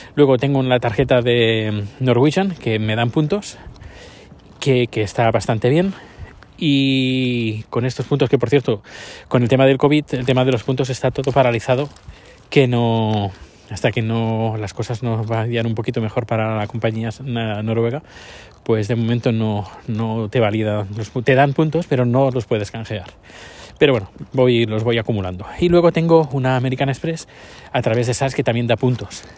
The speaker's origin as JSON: {"language": "Spanish", "country": "Spain", "moved": "as an adult", "lives_now": "Sweden", "said": "cuando salí de España"}